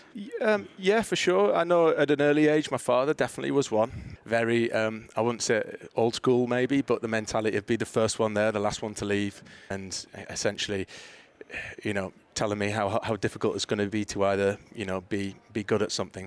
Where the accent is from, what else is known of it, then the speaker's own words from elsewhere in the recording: Middlesbrough, North East England, United Kingdom; moved away as an adult; also born or lived in Mobile, Alabama / Mississippi; now in United States; my hometown club, Middlesbrough